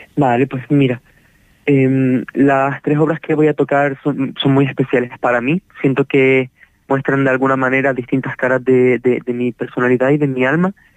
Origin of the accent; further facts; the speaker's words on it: Canary Islands, Spain; nosotros, siendo canarios